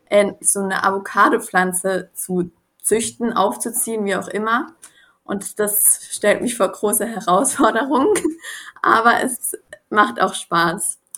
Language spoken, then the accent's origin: German; Murg, Baden-Württemberg, Germany; Ich komme auch aus einem kleinen Dorf an der Grenze zur Schweiz. Das heißt Murg und ist auch so, also ist in der Nähe von Annersdorf.